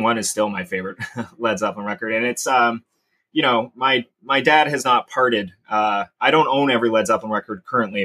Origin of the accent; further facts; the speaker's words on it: Sarnia, Ontario, Canada; also born or lived in Corunna, Ontario; I grew up in Sarnia